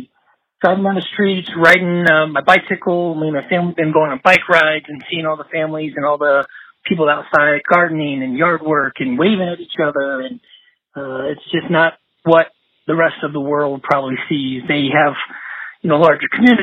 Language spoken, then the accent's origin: English; San Antonio, Texas, United States; now in Amarillo, United States; I grew up in San Antonio